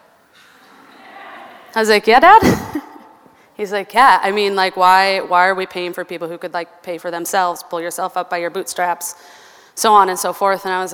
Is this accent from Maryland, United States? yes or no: no; Albert Lea, Minnesota, United States; I grew up in a small town, Albert Lea, Minnesota, which is about an hour and a half south of here